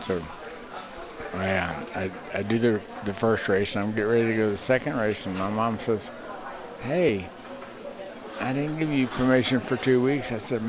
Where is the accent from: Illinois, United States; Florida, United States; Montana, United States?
Florida, United States; Miami; No idea. I was from Miami. I had never seen the stuff they call snow.